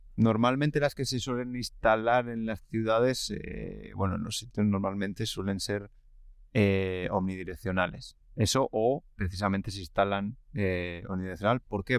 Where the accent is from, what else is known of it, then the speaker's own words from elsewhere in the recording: village near La Camperona, Castile and León, Spain; mi pueblo, lo he desvelado, estaba hablando de un pueblo ficticio en mi pueblo, eh, no tiene cobertura, pero tiene antenas